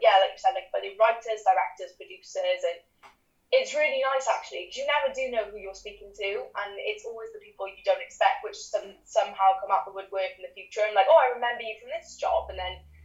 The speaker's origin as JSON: {"language": "English", "town": "Cardiff", "region": "Wales", "country": "United Kingdom", "moved": "as an adult", "lives_now": "London, United Kingdom", "said": "I'm originally from Cardiff, but I've lived in London for the past 4 years because of drama school"}